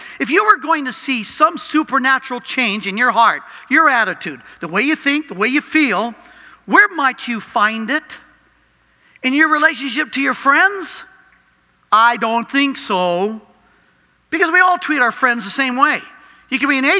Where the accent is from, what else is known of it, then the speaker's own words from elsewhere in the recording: Cajun, Louisiana, United States; I'm Cajun French, bullheaded French